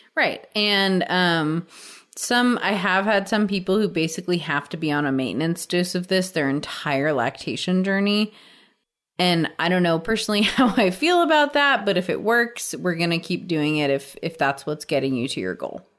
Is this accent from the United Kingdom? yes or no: no; West Virginia, United States; we're from West Virginia.